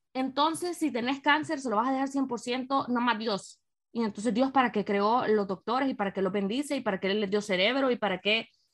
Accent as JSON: {"language": "Spanish", "region": "San Miguel", "country": "El Salvador", "also_born_or_lived": "San Salvador, El Salvador / Madrid, Spain / Washington, United States", "said": "desde que me mudé a San Salvador, porque yo soy de San Miguel"}